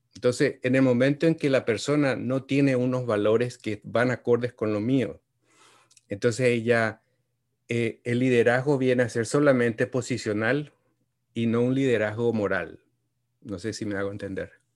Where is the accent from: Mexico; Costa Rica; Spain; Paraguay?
Paraguay; moved away as an adult; also born or lived in Washington, D.C.; now in United States; yo soy originario de Paraguay y vine aquí a los Estados Unidos cuando tenía 22 años